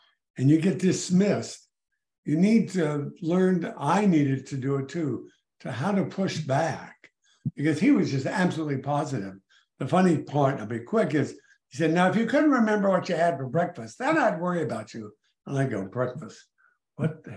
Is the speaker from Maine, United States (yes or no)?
no; El Paso, Texas, United States; moved away as an adult; now in McLean, Virginia, United States; I was born and raised in El Paso, Texas